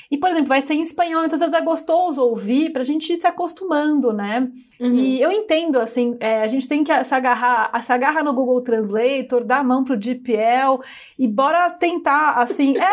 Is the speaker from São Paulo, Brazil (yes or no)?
yes; São Paulo, Brazil; Claro que eu sou de São Paulo. Eu tenho um super sotaque, né? Aquela coisa meio. Eu tenho tudo, nasa, tudo nasalado, né?